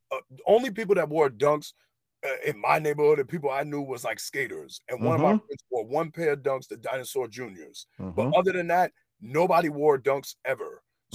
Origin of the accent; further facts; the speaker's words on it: New York, United States; I'm from New York, man.